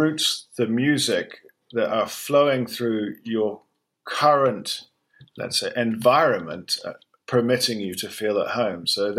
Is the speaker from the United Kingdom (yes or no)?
yes; London, United Kingdom; I'm born and raised in London, unusual, but I was born and raised as an English person in London.